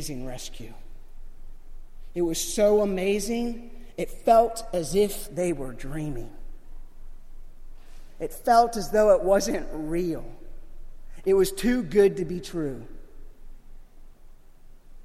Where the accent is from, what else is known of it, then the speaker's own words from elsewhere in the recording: Florida, United States; Growing up in Florida